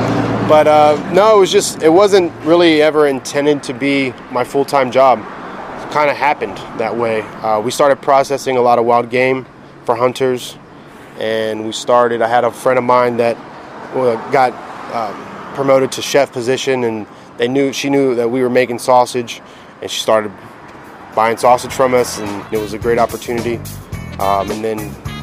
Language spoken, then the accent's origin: English; Tampa, Florida, United States; Born and raised in Tampa, Sicilian and Cuban heritage. My parents are both from Ybor City. Grew up in West Tampa and Seminole Heights my entire life.